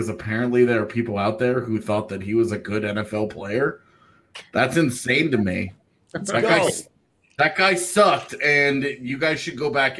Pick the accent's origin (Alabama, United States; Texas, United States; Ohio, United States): Texas, United States; moved away; growing up in Texas.